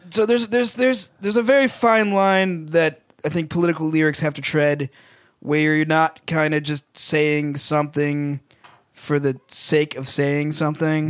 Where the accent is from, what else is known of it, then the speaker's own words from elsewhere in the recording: Massachusetts, United States; we're from Massachusetts.